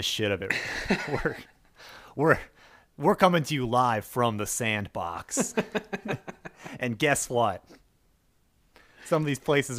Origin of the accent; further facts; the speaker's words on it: United States; I remember being a kid growing up in Clinton's America